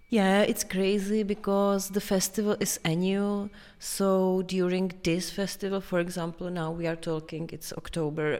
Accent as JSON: {"language": "English", "region": "Prague", "country": "Czechia", "tie": "born or raised there", "said": "I am from Prague, from here."}